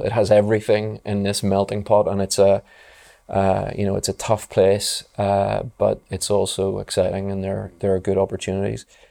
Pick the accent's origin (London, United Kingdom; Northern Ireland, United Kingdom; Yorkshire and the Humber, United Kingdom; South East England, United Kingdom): Northern Ireland, United Kingdom; Belfast; I grew up in Belfast